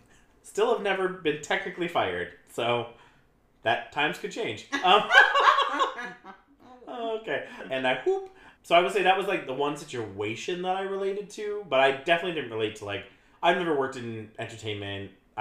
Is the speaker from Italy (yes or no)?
no; London, United Kingdom; I'm from London. Shout out to my Paris girls.